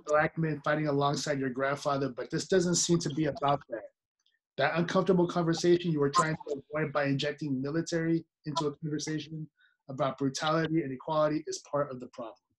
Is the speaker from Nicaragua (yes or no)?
yes; Nicaragua; moved away; also born or lived in San Francisco Bay Area; I'm not Mexican, I'm Nicaraguan. I'm from Nicaragua